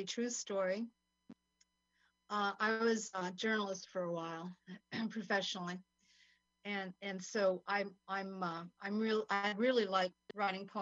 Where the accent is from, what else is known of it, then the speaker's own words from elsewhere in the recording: Santa Fe, New Mexico, United States; also born or lived in Essex, United Kingdom; now in Mexico; My dad was American. I'm from Santa Fe, New Mexico.